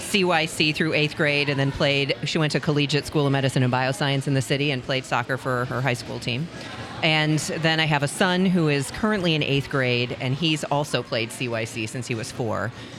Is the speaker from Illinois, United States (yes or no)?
yes; Chicago, Illinois, United States; moved away as an adult; also born or lived in Missouri / Greenville, South Carolina / Madison, Wisconsin / Columbus, Ohio; now in St. Louis, United States; I grew up in Chicago.